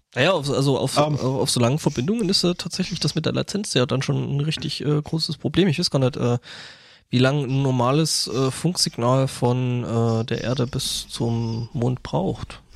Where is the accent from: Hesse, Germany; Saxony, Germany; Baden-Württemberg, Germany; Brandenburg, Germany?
Saxony, Germany; Lößnitz; moved away; meine Heimatstadt ist also meine alte Heimatstadt Lösnitz äh, Erzgebirge